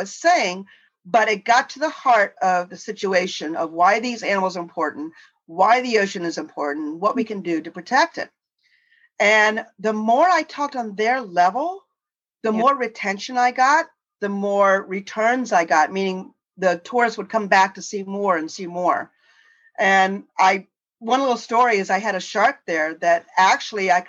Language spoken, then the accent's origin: English; Florida, United States; born in Florida. I grew up on the water.